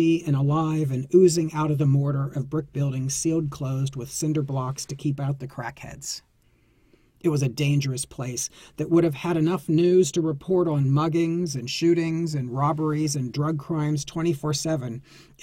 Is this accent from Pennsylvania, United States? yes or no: yes; Greensburg, Pennsylvania, United States; moved away as an adult; also born or lived in New York City; my hometown of Greensburg, PA